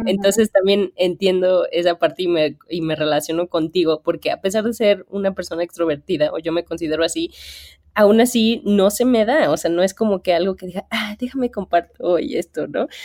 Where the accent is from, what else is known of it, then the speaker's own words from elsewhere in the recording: Bajío, Mexico; yo soy del Bajío